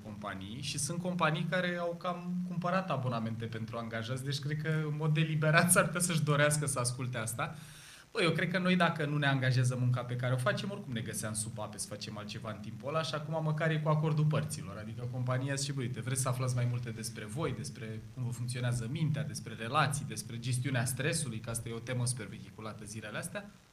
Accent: Ploiești, Prahova, Romania; eu sunt ploieștean, jet de jet de aici

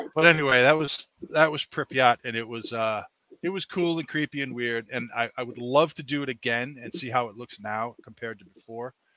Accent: Massachusetts, United States; born and bred in Massachusetts. Um, grew up here, lived all over the world

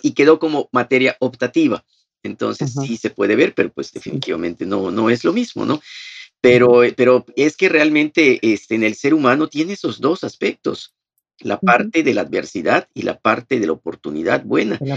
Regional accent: Progreso, Yucatán, Mexico; also born or lived in Mérida; yo soy de Progreso y entonces el seminario está aquí en Mérida

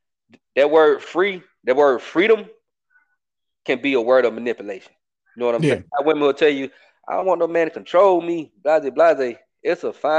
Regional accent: Atlanta, Georgia, United States; I'm from Atlanta, bro. I'm from a city

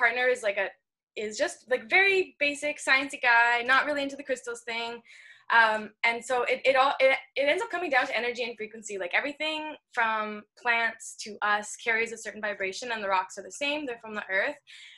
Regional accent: Ontario, Canada; I grew up in Ontario

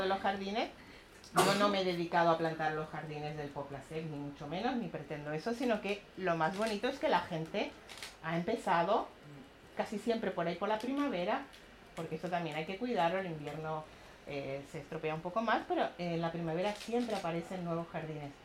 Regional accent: Chile; moved away; also born or lived in Cuba; yo soy chilena, nací en Cuba, pero soy chilena. En Chile vivíamos en una especie de comunidad

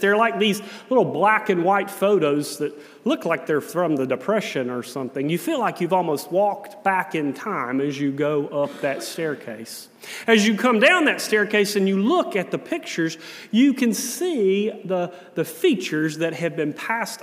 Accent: South Carolina, United States; My house when I was growing up in South Carolina was a ranch-style house

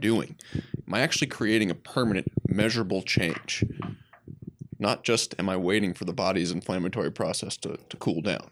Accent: Midwest, United States; I'm from the Midwest

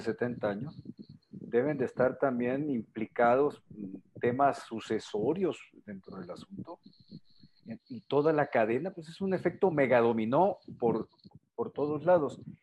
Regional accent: Sinaloa, Mexico; soy originario de Sinaloa

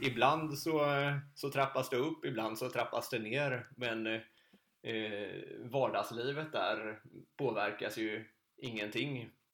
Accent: Sweden; hemma i Sverige

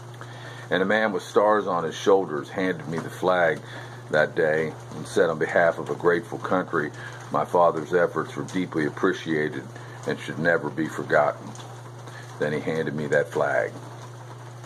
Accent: Melbourne, Florida, United States; here in my hometown of Melbourne, Florida, for the past 35 years

